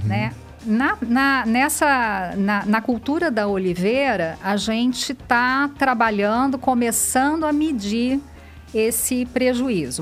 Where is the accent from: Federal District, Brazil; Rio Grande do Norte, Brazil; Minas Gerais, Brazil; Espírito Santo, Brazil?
Minas Gerais, Brazil; moved away as an adult; also born or lived in Rio Claro; now in São Paulo, Brazil; sou de Minas. É, vim para São Paulo fazer mestrado e doutorado